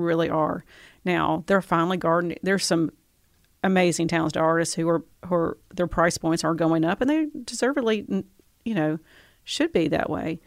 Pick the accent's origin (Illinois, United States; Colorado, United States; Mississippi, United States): Mississippi, United States; Tupelo; I moved here when I was ten